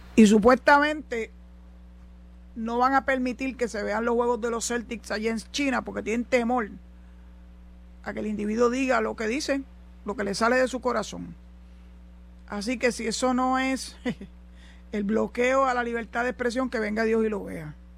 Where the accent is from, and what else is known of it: Puerto Rico